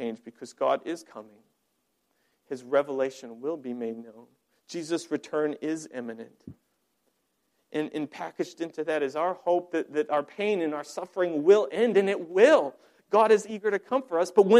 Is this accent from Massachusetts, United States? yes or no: no; Colorado, United States; moved away; I'm from Colorado originally. I grew up on a ranch.